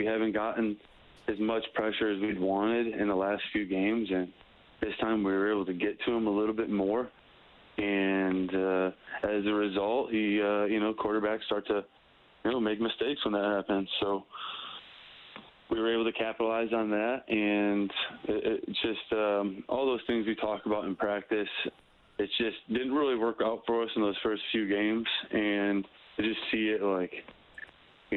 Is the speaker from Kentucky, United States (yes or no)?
no; Novi, Michigan, United States; moved away; I'm from Novi. It's just outside of Detroit, Michigan. And that's where I grew up